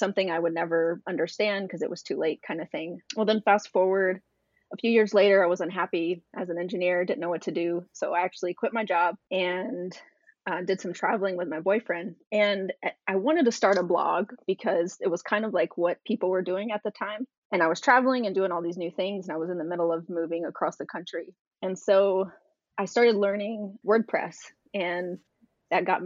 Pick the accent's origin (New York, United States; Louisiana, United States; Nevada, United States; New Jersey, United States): Louisiana, United States; moved away as an adult; also born or lived in Houston, Texas; I was born and raised in Louisiana, went to school there, and got a job in Houston